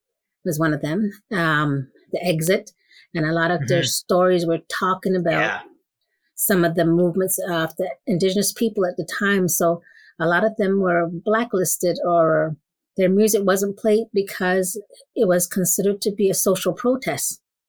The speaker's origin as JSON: {"language": "English", "region": "Southwest", "country": "United States", "tie": "born or raised there", "said": "because I grew up in the Southwest"}